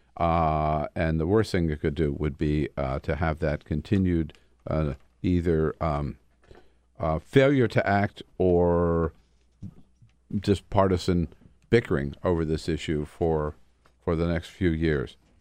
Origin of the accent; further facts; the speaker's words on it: Delaware, United States; now in Washington, D.C., United States; I come from Delaware.